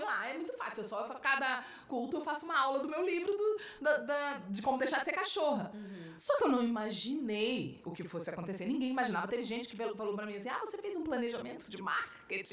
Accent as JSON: {"language": "Portuguese", "region": "Rio de Janeiro", "country": "Brazil", "also_born_or_lived": "Belo Horizonte / São Paulo", "moved": "as an adult", "said": "eu sou carioca"}